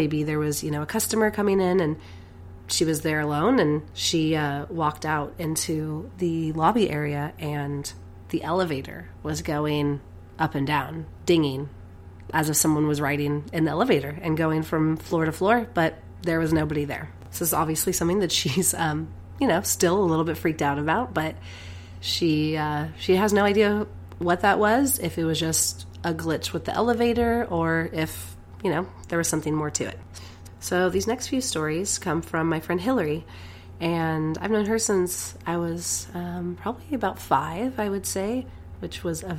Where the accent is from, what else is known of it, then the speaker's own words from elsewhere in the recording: Eureka, United States; In the house that I grew up in Eureka, I remember getting weird vibes around a particular area in our garage.